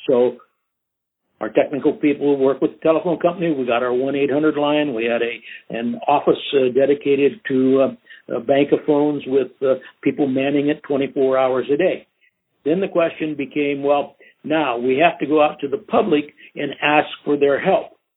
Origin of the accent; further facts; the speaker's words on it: Outstate Nebraska, United States; moved away as an adult; also born or lived in Sacramento / San Francisco; back in my hometown working for the Catholic Diocese of Outstate Nebraska